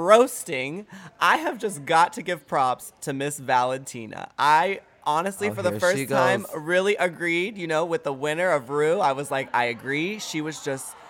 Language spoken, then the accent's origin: English; Texas, United States; I'm from Texas